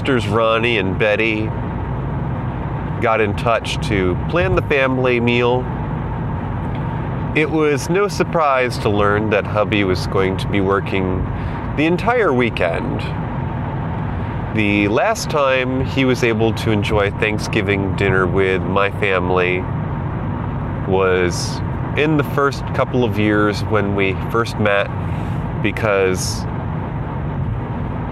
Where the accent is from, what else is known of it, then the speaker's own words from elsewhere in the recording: Northeast, United States; Here in the Northeast, we didn't have Walmart up until probably more than a decade ago. I grew up going to Kmart when I was in school